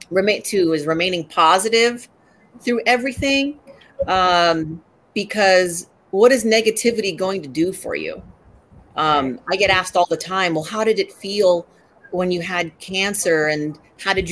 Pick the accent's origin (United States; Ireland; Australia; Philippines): Philippines; and a lot of people don't know that I'm Filipino.